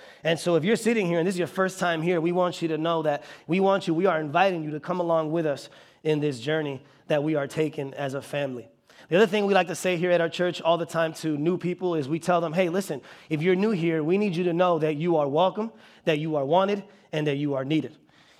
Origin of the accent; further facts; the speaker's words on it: Bartlett, Illinois, United States; also born or lived in Chicago; I actually grew up in this area. So I was born in Chicago, and then around 3rd grade, we moved out to Bartlett.